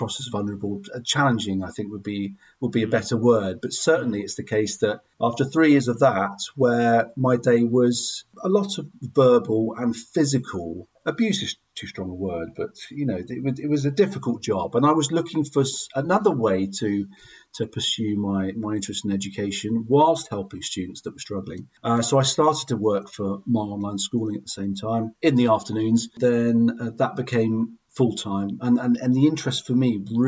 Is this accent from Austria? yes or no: no; Glastonbury, South West England, United Kingdom; I grew up in Glastonbury in Somerset, attended the local secondary school